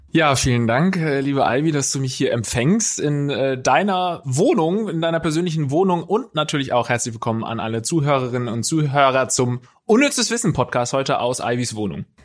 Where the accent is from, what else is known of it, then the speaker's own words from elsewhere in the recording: Baden/Swabia border area, Baden-Württemberg, Germany; moved away; bei uns einfach so in der, in der Heimat war das so eine gefühlte Grenze einfach, weil da eben in der Schule genauso viele Schwäbisch sprechende wie Badesprechende